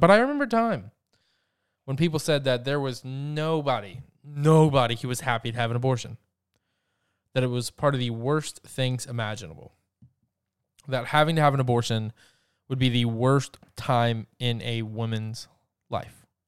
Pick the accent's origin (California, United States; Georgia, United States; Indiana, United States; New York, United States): Georgia, United States; my home state of Georgia